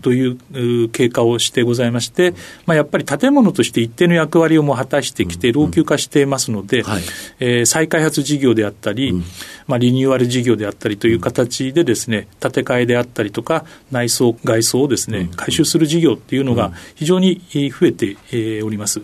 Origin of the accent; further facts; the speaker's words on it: Ashikaga, Tochigi, Japan; 栃木県の足利市というところが出身地になります